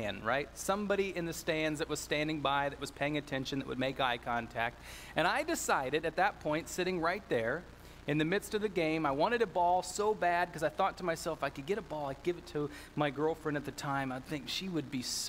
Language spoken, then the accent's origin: English; Northern Ohio, United States; I grew up in Northern Ohio, and in so doing, I am a Cleveland sports fan.